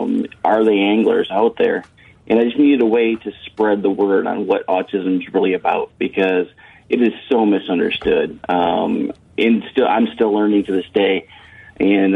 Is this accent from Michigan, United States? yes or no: yes; Michigan, United States; moved away; I'm from Michigan originally and fished Lake Michigan a lot